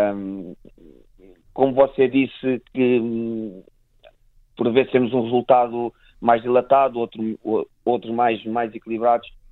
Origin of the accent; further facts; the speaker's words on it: Portugal; enquanto portugueses